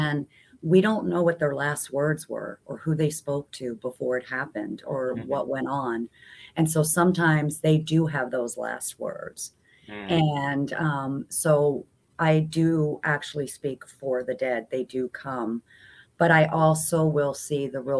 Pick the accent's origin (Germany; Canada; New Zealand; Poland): Germany; moved away; growing up in Germany, you know, where you don't get a lot of this paranormal